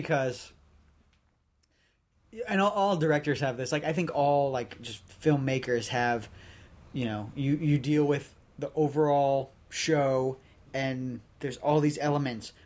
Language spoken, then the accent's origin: English; New Jersey, United States; I'm from Jersey.